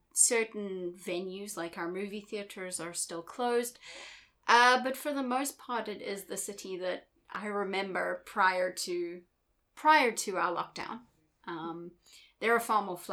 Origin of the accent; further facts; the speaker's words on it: South Africa; moved away as an adult; now in Ningbo, China; I'm from South Africa